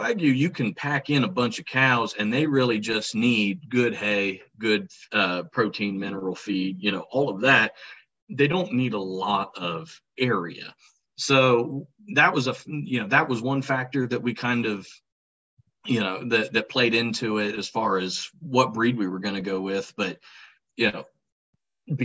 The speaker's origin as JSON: {"language": "English", "town": "Nelsonville", "region": "Ohio", "country": "United States", "tie": "born or raised there", "said": "I grew up in Nelsonville, Ohio. Down by Athens"}